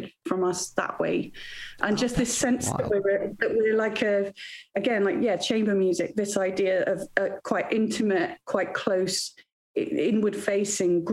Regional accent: Wales, United Kingdom; now in Bristol, United Kingdom; I grew up in Wales, where singing is a competitive sport

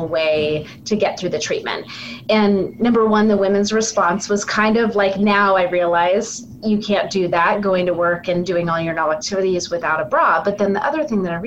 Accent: California, United States; moved away as an adult; also born or lived in North Carolina; now in Portland, United States; I am from California originally

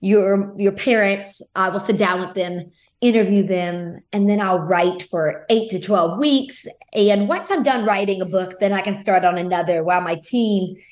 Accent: Lafayette, Louisiana, United States; I grew up in Lafayette, Louisiana. So that is in the heart of Cajun country.

